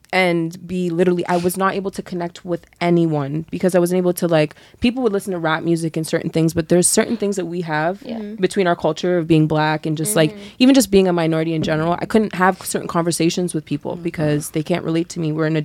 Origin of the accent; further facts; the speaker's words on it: Mississauga, Ontario, Canada; also born or lived in Waterdown, Ontario; I grew up in Mississauga and then I moved to the suburbs to Waterdown.